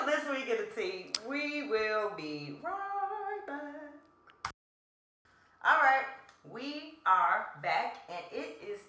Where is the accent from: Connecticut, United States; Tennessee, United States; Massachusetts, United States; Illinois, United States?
Illinois, United States; Chicago; I'm from Chicago.